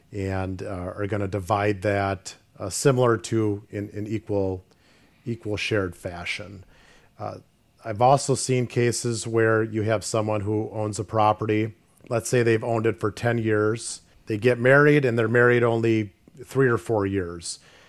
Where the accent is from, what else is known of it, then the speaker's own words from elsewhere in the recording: Grafton, Wisconsin, United States; I'm from Grafton, so I've been born and bred here in Ozaukee County.